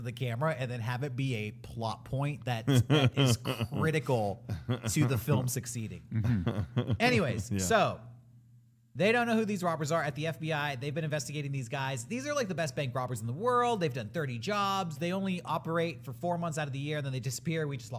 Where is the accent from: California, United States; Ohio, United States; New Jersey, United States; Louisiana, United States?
California, United States; we're from California.